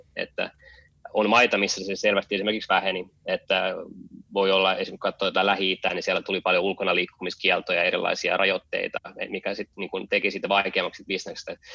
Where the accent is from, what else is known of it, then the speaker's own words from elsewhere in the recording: Helsinki, Uusimaa, Finland; moved away as an adult; also born or lived in San Francisco, United States; now in Berlin, Germany; Mä oon, mä oon syntynyt ja, ja kasvanut Helsingissä ja käynyt koulut siellä.